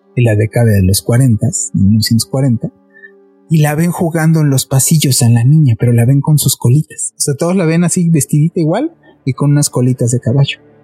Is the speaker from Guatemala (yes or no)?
no; Mexico City, Mexico; nosotros somos de la Ciudad de México